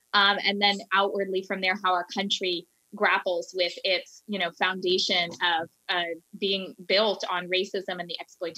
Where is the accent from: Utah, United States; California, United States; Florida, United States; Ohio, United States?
California, United States; moved away as an adult; also born or lived in Los Angeles; now in Vermont, United States; when we were growing up in California.